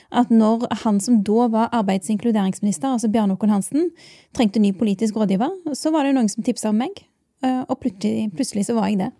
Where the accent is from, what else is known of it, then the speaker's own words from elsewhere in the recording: Bjørheimsbygd, Rogaland, Norway; moved away as an adult; now in Oslo, Norway; jeg er ei jente fra Bjørøysbygd. Det er en liten plass i Rogaland. Jeg er veldig stolt av heimplassen min